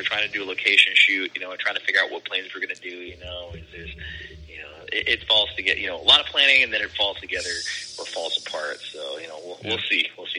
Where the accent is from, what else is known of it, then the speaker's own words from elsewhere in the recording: West Coast, United States; growing up on the West Coast, like I know the In-N-Out menu, and I know the In-N-Out secret menus